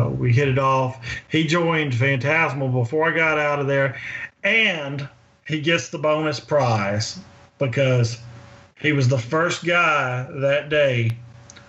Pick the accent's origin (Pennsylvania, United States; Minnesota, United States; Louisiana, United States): Louisiana, United States; Winnsboro; also born or lived in Monroe, Louisiana; My hometown is a very small town in Louisiana, about 45 minutes south of there, in Winnsboro